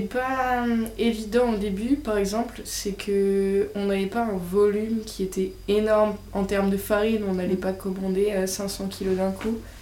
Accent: Bergerac, Nouvelle-Aquitaine, France; moved away as an adult; also born or lived in Paris / Lyon; Je viens du sud-ouest de la France, Bergerac

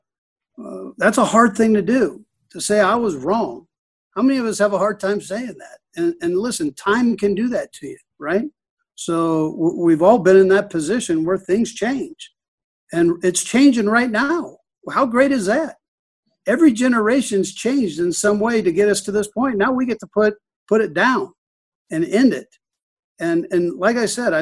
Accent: Los Angeles, California, United States; now in Kansas City, United States; I grew up in Los Angeles during the 60s and 70s

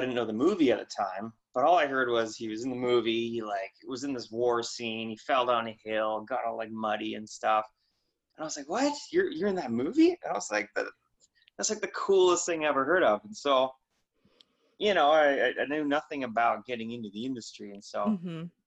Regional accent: Victoria, British Columbia, Canada; also born or lived in northern Canada; I'm from Vancouver Island in Canada. For a little time before, when I was really young, we grew up on a ranch in northern Canada

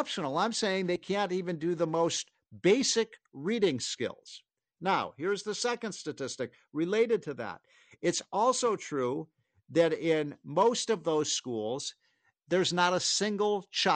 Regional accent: Chicago, Illinois, United States; moved away; I'm from Chicago

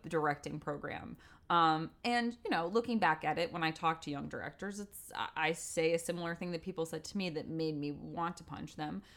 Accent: Westport, Connecticut, United States; moved away; also born or lived in New York; I grew up in Westport, Connecticut

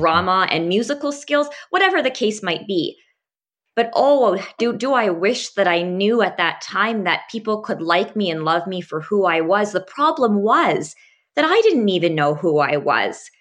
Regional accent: Abbotsford, British Columbia, Canada; I actually grew up around this area and went to school, including medical school, out at U B C

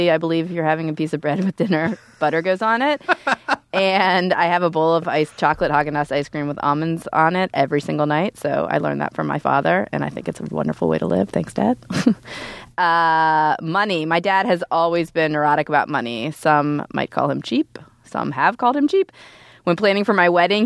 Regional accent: Youngstown, Ohio, United States; moved away; I was just home in Youngstown. I come from Youngstown, Ohio

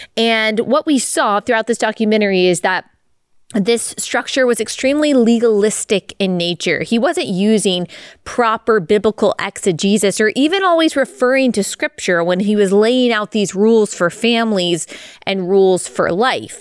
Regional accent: Dallas, Texas, United States; growing up in Dallas, Texas

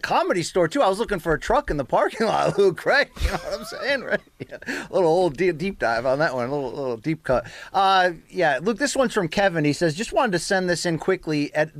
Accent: Russia; now in Philadelphia, United States; I might be the only Russian fan this show has. … I was born and raised in Russia, but I've been in the U.S. for 10 years. I live in Philly.

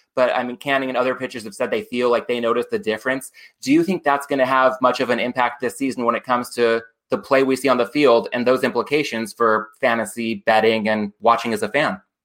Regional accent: Oceanside, California, United States; moved away; based out of my hometown in Oceanside, North San Diego County

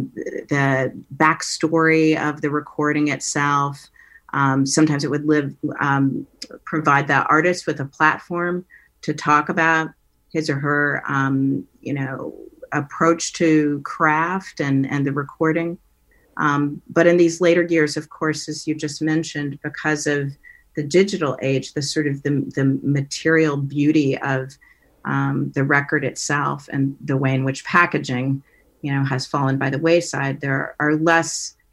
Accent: Menlo Park, California, United States; my relationship with my sister as a child growing up in Menlo Park

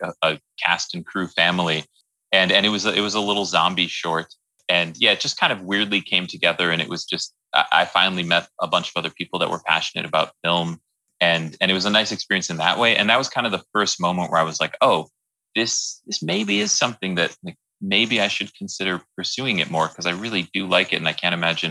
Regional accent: Wisconsin, United States; moved away; I'm from Wisconsin originally, and I adore my family

